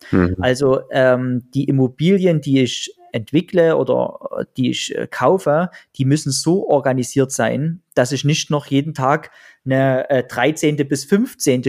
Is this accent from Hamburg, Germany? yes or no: no; Pirna, Saxony, Germany; in Pirna, in meiner Heimatstadt und in Dresden